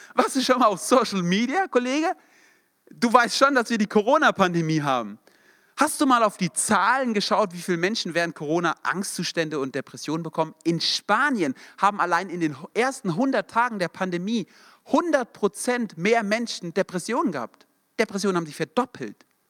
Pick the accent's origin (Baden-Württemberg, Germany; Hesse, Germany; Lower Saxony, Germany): Hesse, Germany; Darmstadt; wir kommen beide aus Darmstadt oder aus der Nähe